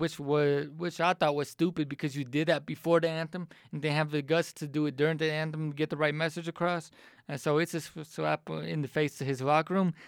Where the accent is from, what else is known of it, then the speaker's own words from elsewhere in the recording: Atlanta, Georgia, United States; moved away as an adult; also born or lived in Charlottesville, Virginia; Atlanta's my hometown